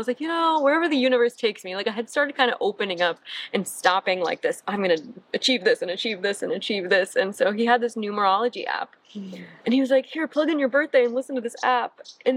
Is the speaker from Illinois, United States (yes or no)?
no; Michigan, United States; moved away as an adult; also born or lived in East Coast; now in Santa Monica, United States; I am from Michigan. I grew up, born and raised in Michigan